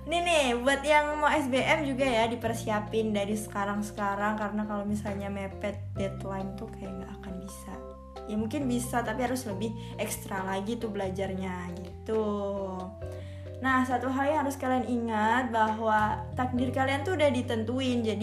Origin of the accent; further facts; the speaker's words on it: Wonogiri, Central Java, Indonesia; kalau aku dari Wonogiri